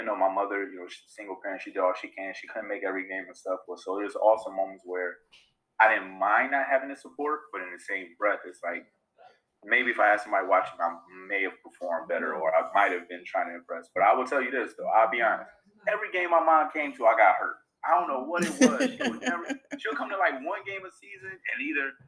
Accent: Rochester, New York, United States; I am born and raised in Rochester. Proud teacher of Rochester City School District

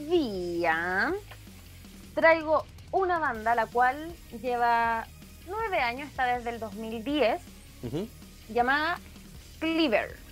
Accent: Chile; por nuestro querido país

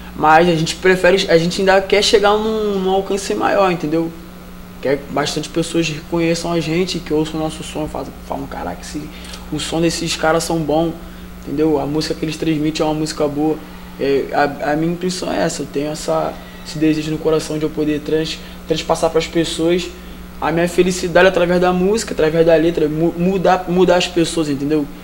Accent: Rio de Janeiro, Brazil; sou do Rio de Janeiro, Vila Militar, Magalhães Bastos.

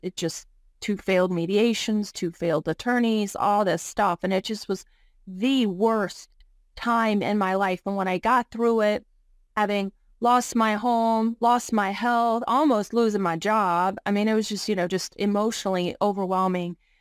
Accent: Virginia, United States; I'm originally from Virginia. I grew up just a poor rural upbringing with a single mom.

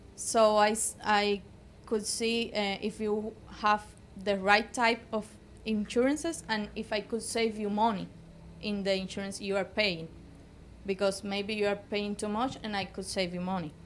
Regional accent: Cuba; moved away; we were raised in Cuba.

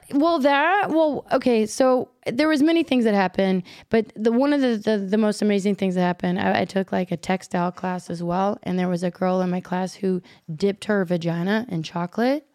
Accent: Kentucky, United States; moved away as an adult; also born or lived in Chicago; I was from Kentucky

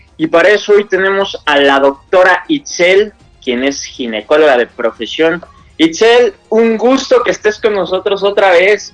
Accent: Mexico; Somos mexicanos

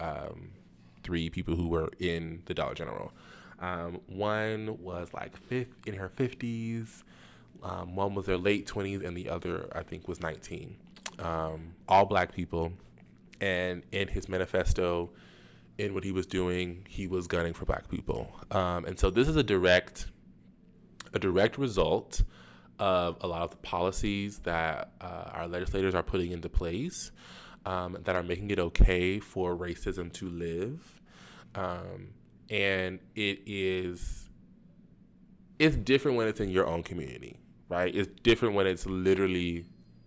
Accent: Jacksonville, Florida, United States; my hometown, my community, Jacksonville

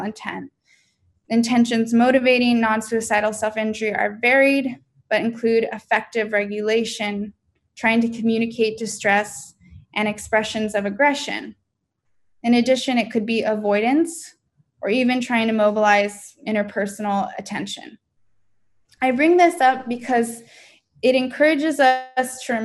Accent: San Diego, California, United States; I'm from San Diego

